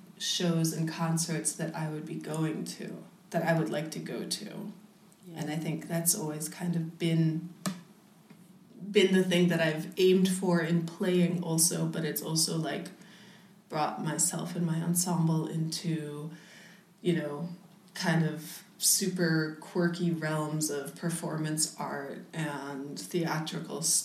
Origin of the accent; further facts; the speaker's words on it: United States; now in Berlin, Germany; I'm from the States